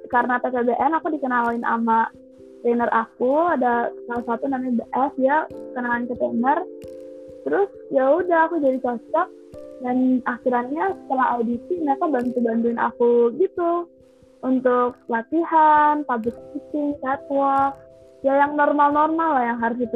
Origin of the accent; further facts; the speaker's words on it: Padang, West Sumatra, Indonesia; karena karena kan kita dari Padang tapi Padang juga kita dari Cina langsung kan jadi pas pertama datang kita harus ganti nama